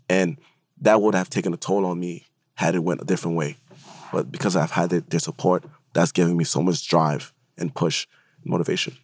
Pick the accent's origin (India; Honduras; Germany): Honduras; moved away; I'm being from Honduras